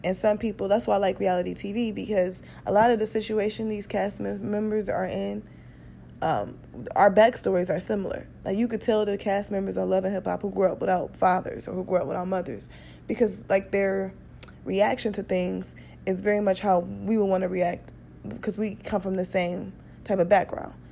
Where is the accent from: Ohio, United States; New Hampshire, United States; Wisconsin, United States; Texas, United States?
Ohio, United States; Cleveland; moved away; also born or lived in Detroit; I'm from Cleveland. Um, I eventually moved to Detroit